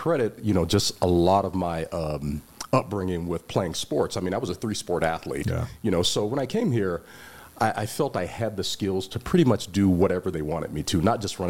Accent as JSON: {"language": "English", "town": "Las Vegas", "region": "Nevada", "country": "United States", "said": "I'm from Bonanza High School"}